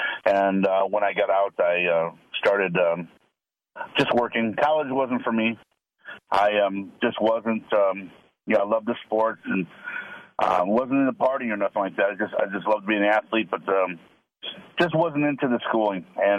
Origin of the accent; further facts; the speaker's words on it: Cleveland, Ohio, United States; I'm from the Cleveland area, so I'm an Ohio boy.